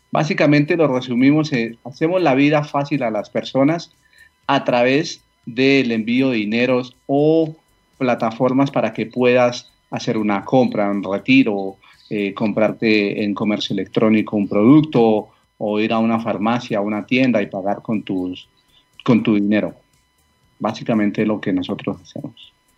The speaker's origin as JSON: {"language": "Spanish", "area": "a small town near Bogotá", "region": "Cundinamarca", "country": "Colombia", "tie": "born or raised there", "said": "yo soy colombiano, vivo en una población cerca a Bogotá, un pequeño pueblo, eh, aquí crecí"}